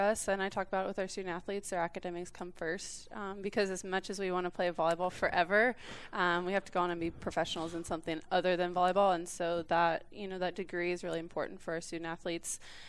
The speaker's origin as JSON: {"language": "English", "town": "Fort Scott", "region": "Kansas", "country": "United States", "tie": "born or raised there", "said": "my dad was a college football coach, so we kind of moved all over the place. I did go to high school in Fort Scott, Kansas."}